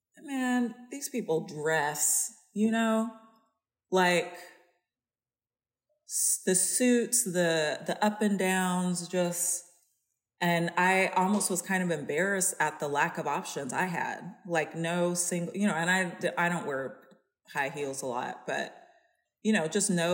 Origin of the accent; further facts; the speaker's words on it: California, United States; I'm from California.